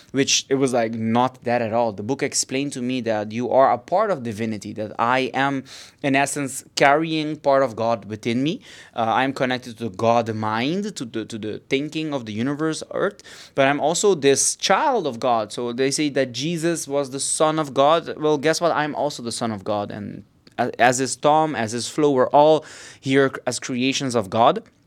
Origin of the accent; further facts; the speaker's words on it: Aruba; now in Barcelona, Spain; I'm from Aruba